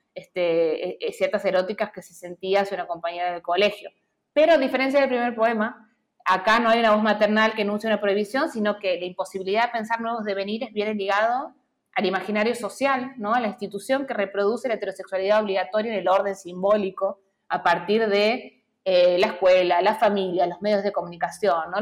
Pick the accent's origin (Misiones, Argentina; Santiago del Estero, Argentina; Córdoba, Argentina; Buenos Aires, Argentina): Santiago del Estero, Argentina; Yo soy hija también de Santiago del Estero